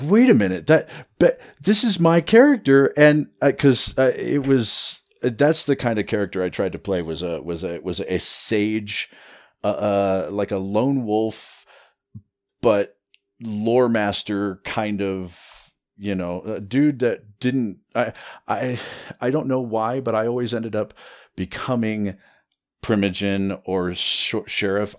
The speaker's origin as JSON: {"language": "English", "region": "Iowa", "country": "United States", "tie": "born or raised there", "also_born_or_lived": "Running Springs, California", "moved": "as an adult", "lives_now": "Wrightwood, United States", "said": "I grew up in Iowa"}